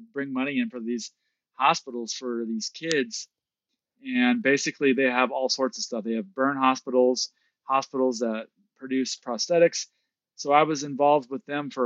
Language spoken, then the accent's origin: English; Kansas City, Missouri, United States; moved away; also born or lived in Mendocino; I grew up in the Midwest. So middle of the United States in a little, a community called Kansas City, Missouri